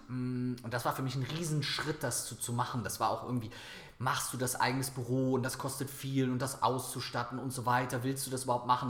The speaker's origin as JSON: {"language": "German", "town": "Viersen", "region": "North Rhine-Westphalia", "country": "Germany", "tie": "born or raised there", "said": "nach Viersen in meine Heimatstadt gefahren"}